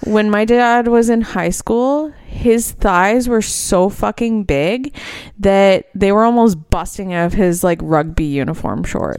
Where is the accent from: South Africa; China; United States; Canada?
Canada; we are Canadian